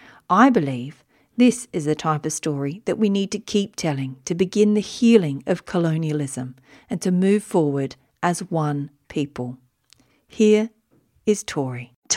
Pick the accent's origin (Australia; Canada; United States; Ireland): Australia; Wiradjuri country, New South Wales; I was born in Wiradjuri country